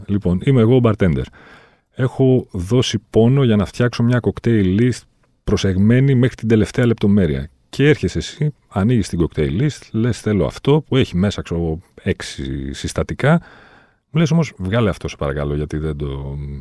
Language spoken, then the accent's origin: Greek; Volos, Thessaly, Greece; είμαι και από το Βόλιο